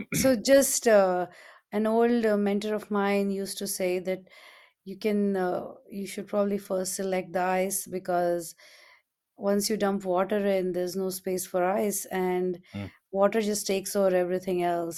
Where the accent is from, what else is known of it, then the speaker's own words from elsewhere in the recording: India; moved away; when I was growing up in India we had all these different festivals throughout the year